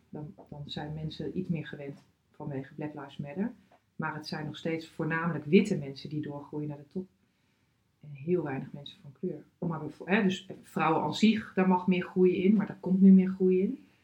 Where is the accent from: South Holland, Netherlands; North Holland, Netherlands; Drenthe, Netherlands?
Drenthe, Netherlands; moved away as an adult; also born or lived in Groningen / United States; Ik ben geboren getogen in Drenthe.